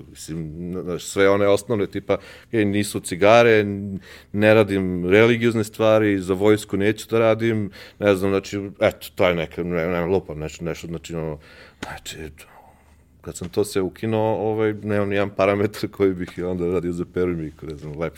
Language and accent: Croatian; Belgrade, Serbia; a ja sam iz Beograda